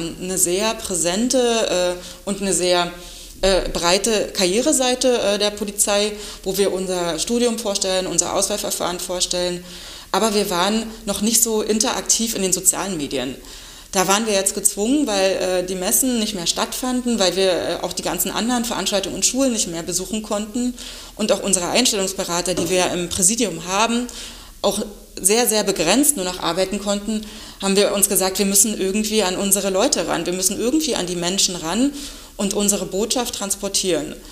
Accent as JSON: {"language": "German", "town": "Eberswalde", "region": "Brandenburg", "country": "Germany", "tie": "born or raised there", "said": "Als äh, gebürtige Eberswallerin hat mich der Weg ganz nah in die ähm, Landespolizeischule damals verschlagen."}